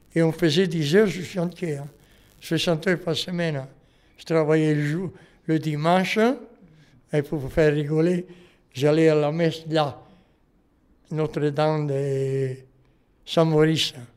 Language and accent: French; Italy; French is a second language; moved away as an adult; now in Montreuil, France; quand je suis arrivé d'Italie, j'ai habité sur le but à Morel.